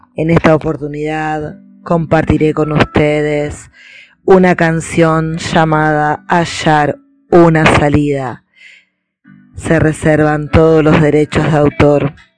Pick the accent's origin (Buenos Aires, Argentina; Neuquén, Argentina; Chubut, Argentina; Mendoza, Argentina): Buenos Aires, Argentina; de Argentina, Buenos Aires